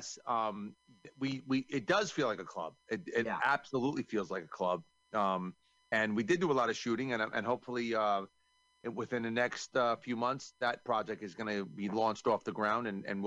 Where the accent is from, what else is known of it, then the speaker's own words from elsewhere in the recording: New York, United States; I'm from New York